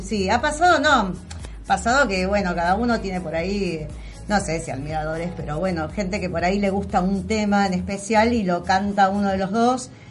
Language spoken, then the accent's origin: Spanish; La Matanza, Buenos Aires Province, Argentina; nosotros somos artistas matanceros